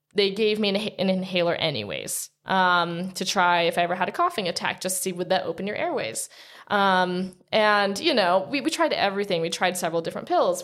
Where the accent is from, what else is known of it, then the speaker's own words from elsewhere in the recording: Princeton, New Jersey, United States; moved away as an adult; also born or lived in Utah; I grew up in Princeton, New Jersey, and then as soon as I turned eighteen, before I graduated high school, I'd moved to Utah